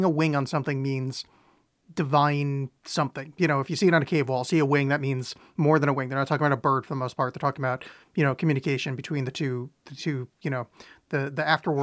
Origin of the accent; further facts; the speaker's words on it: New Jersey, United States; Where I grew up in New Jersey, there's the New Jersey Devil is our local cryptid